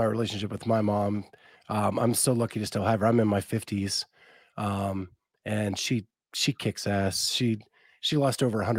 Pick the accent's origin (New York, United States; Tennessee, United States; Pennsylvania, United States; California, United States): Pennsylvania, United States; just above Pittsburgh, western; now in Columbus, United States; I grew up in Pennsylvania. So western side of Pennsylvania, just above Pittsburgh. And now I live in Columbus, Ohio.